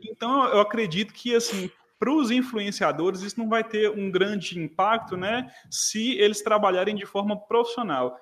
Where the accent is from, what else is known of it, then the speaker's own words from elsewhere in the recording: Montes Claros, Minas Gerais, Brazil; sou de Montes Claros, Minas Gerais